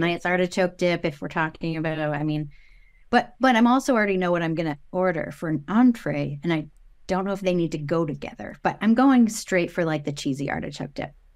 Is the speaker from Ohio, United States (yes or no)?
no; Maine, United States; I'm from Maine